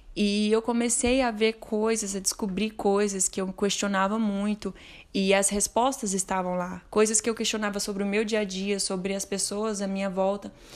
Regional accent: Uberlândia, Minas Gerais, Brazil; eu sou de Uberlândia, Minas Gerais

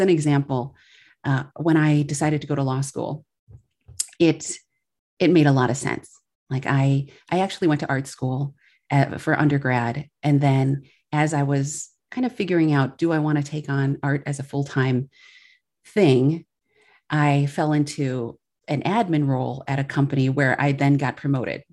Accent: Milwaukee, Wisconsin, United States; now in Chicago, United States; I grew up in Milwaukee, Wisconsin, and I currently, we're based in Chicago

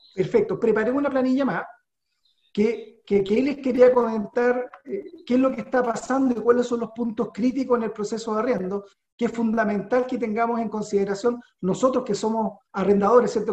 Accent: Chile; somos inteligentes los chilenos

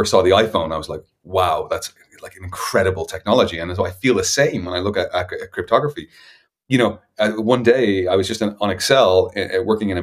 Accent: Dublin, Leinster, Ireland; I come from Dublin in Ireland

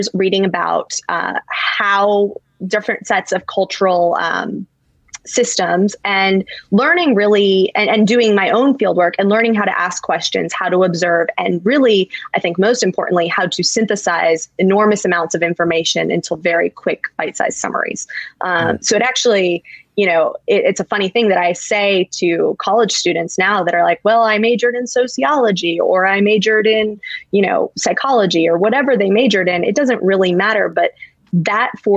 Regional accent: Charlotte, North Carolina, United States; moved away; also born or lived in Washington; I grew up in Charlotte, North Carolina, and I went to Duke

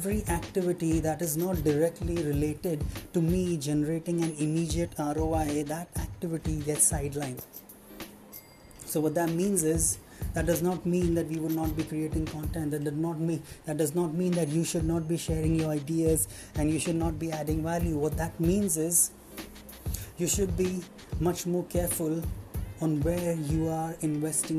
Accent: Mumbai, Maharashtra, India; I'm from Mumbai

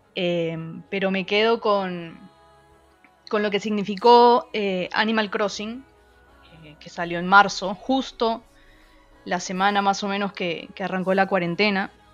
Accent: Peru; moved away; yo que soy de, de Perú, donde hay una sociedad un poco muy conservadora

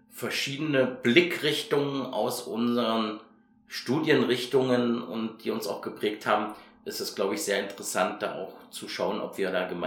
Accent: Hungary; also born or lived in Chemnitz, Germany; Ich bin tatsächlich eher ein ostdeutsches Kind, ich bin aus Karl-Marx-Stadt und bin in Ungarn aufgewachsen

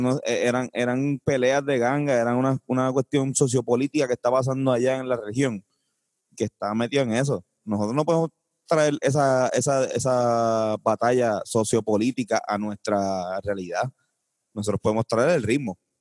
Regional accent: Puerto Rico; nosotros conocemos como puertorriqueños

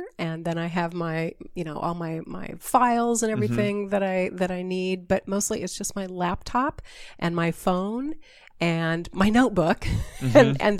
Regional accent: Washington, United States; I grew up over in Eastern Washington. I come from a family of wheat farmers

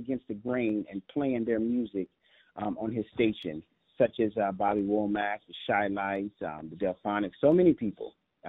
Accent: Chicago, Illinois, United States; moved away; I'm originally from Chicago

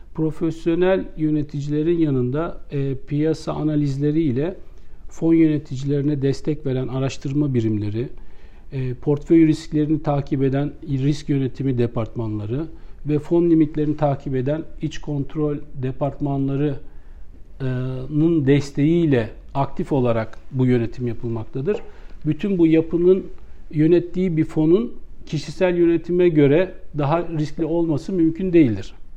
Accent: Istanbul, Turkey; ben 1969 İstanbul doğumluyum

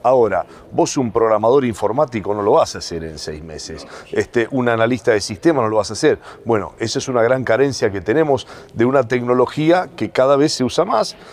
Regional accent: Santa Fe, Argentina; somos de Santa Fe

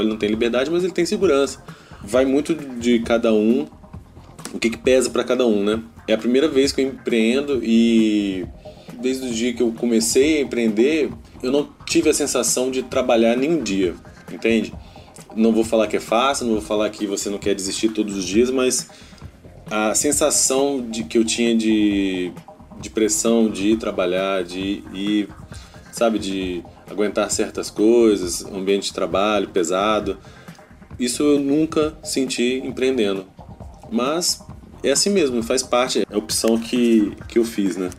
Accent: Juiz de Fora, Minas Gerais, Brazil; also born or lived in Espírito Santo; now in Vila Velha, Brazil; Eu sou mineiro de Juiz de Fora, mas moro aqui no Espírito Santo desde 2004.

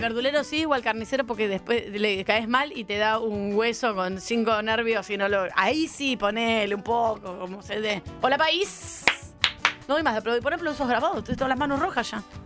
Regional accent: Argentina

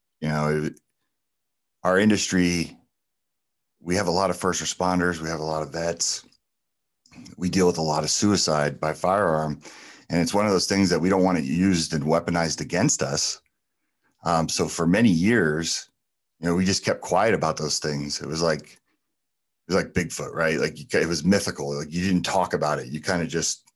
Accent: New Jersey, United States; moved away; also born or lived in California / Arizona; growing up in New Jersey and then spending a lot of formative years in California

